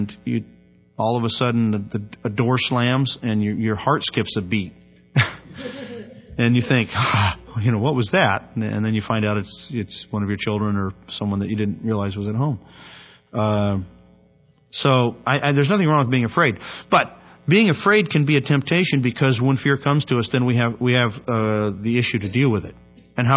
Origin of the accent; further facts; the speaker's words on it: United States; they do know that I'm from America.